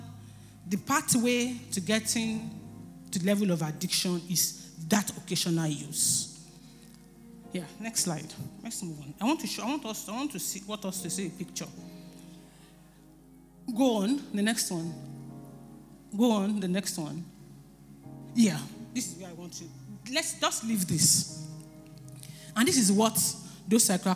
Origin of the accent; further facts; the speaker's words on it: Nigeria; as Nigerians